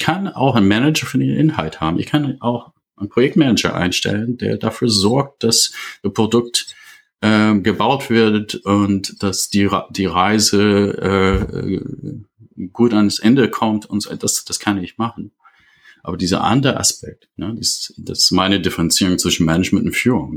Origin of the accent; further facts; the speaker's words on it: United States; German is a second language; moved away as an adult; now in Germany; bin äh, aus einem englischsprachigen Raum äh, ursprünglich. Ich komme aus den USA. Ich bin seit 30 Jahren in Deutschland.